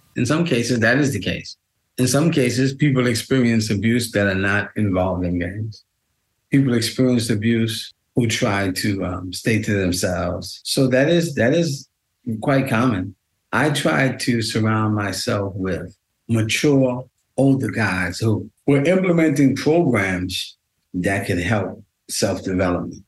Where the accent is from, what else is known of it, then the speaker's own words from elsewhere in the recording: New York City, New York, United States; I grew up in Queens, my um, and Manhattan